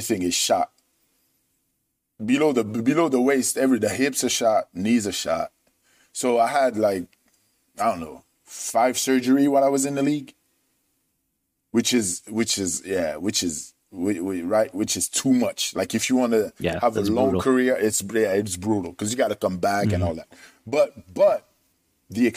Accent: France; moved away as an adult; also born or lived in Michigan / San Jose; culturally, I'm French.

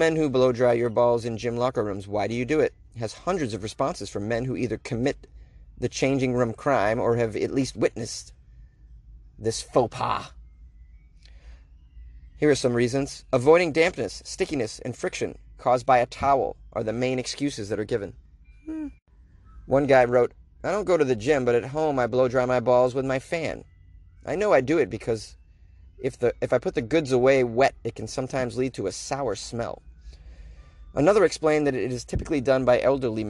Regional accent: Boston, Massachusetts, United States; it's my hometown. But, Boston

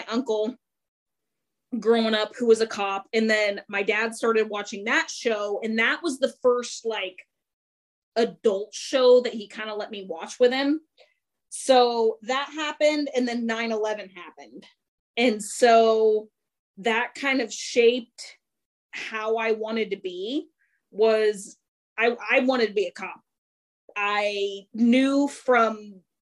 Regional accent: Kansas, United States; moved away as an adult; also born or lived in Colorado; now in Texas, United States; I'm born and raised in Kansas

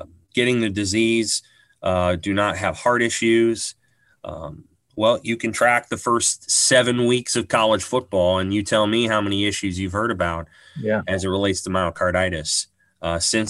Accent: Omaha, Nebraska, United States; I grew up in Omaha, so I grew up in Nebraska

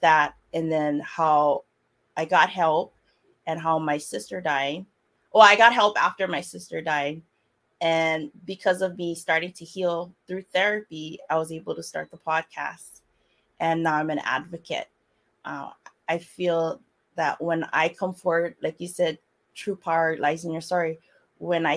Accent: Kauai, Hawaii, United States; I'm born and raised on the Hawaiian island called Kauai

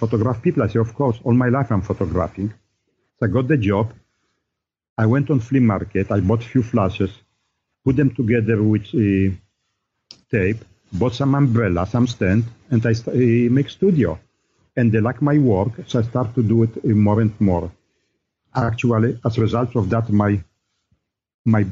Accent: Poland; now in United States; I grew up in Poland

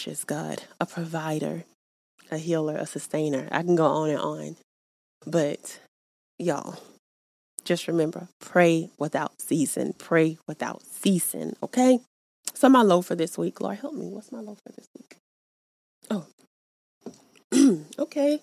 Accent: the South, United States; I'm from the South

